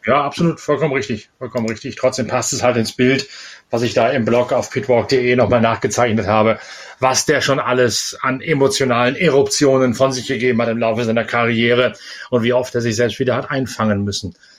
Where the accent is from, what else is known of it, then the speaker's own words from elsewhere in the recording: East Frisia, Lower Saxony, Germany; als Ostfriese von der Nordseeküste